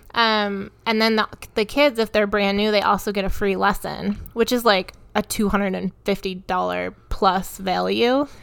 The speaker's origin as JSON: {"language": "English", "region": "Michigan", "country": "United States", "tie": "born or raised there", "moved": "yes", "lives_now": "Colorado, United States", "said": "I grew up in Michigan"}